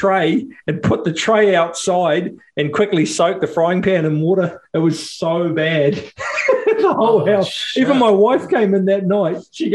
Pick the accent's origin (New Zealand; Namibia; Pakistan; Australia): New Zealand; accent: Kiwi; our Kiwi accents from New Zealand